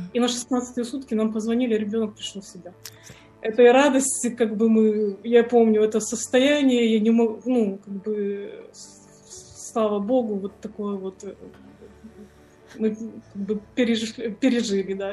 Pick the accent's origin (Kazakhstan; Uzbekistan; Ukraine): Ukraine; also born or lived in Tyumen, Russia; я сама с Украины